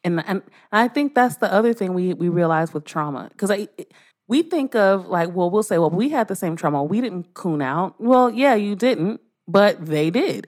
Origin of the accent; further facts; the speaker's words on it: Los Angeles, California, United States; I was raised in, I'm in South, I'm from South Central L